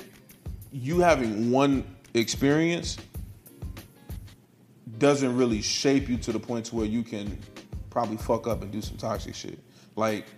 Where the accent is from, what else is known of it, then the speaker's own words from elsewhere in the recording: Chicago, Illinois, United States; I'm from Chicago